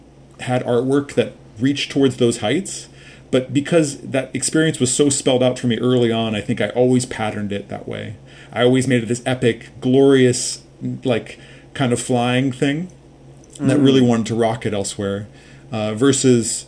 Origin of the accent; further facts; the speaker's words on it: Los Angeles, California, United States; I grew up in Los Angeles